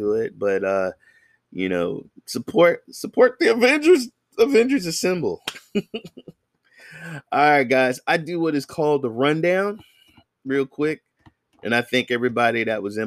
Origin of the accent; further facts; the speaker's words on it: the Bay Area, California, United States; I'm from the Bay Area, San Francisco, Oakland, Marin, Hayward, Fremont